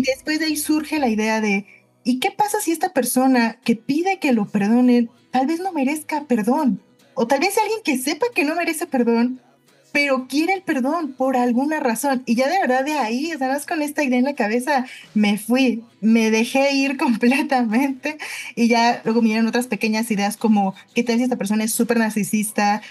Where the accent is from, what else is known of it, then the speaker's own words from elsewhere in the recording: Mexico City, Mexico; Yo soy de la Ciudad de México, aquí nací, crecí